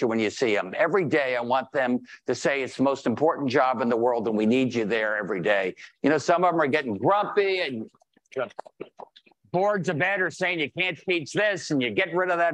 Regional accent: Greenwich, Connecticut, United States; moved away as an adult; now in West Hartford, United States; I'm from Greenwich

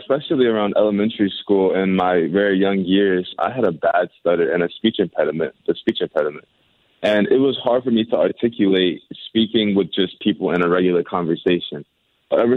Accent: St. Louis, Missouri, United States; my hometown in St. Louis

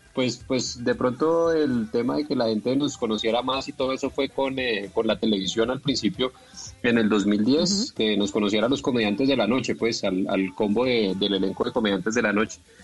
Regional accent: Bogotá, Colombia; yo en realidad nací en Bogotá y siempre fui bogotano

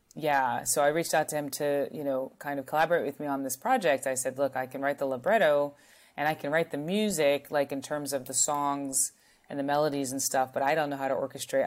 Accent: North Carolina, United States; I was from North Carolina. I am from North Carolina

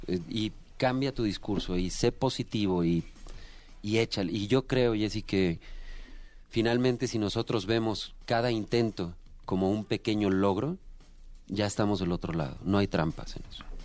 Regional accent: Aguascalientes, Mexico; en Aguascalientes, de donde yo soy, pues me pagaban. Entonces yo con 16 años ya trabajando en bares

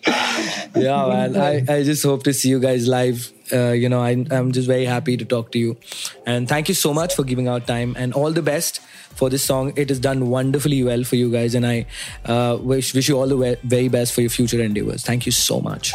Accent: Mumbai, Maharashtra, India; I'm from Bombay. Born and brought up in uh, this uh, small uh, place called Matunga

